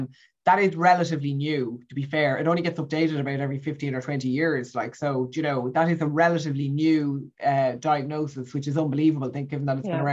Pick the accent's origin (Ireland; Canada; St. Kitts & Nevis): Ireland; I grew up in Ireland in the 70s and the 80s.